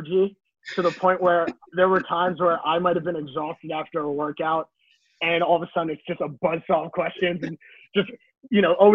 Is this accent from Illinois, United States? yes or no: no; Hudson Valley, New York, United States; I am from downstate New York